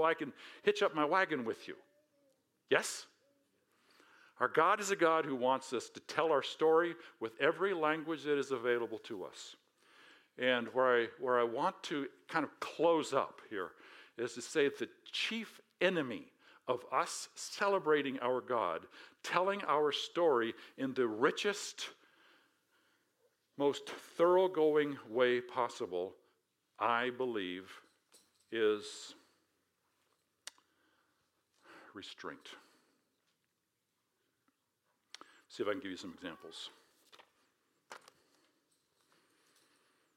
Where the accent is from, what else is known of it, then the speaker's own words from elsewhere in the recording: United States; I'm American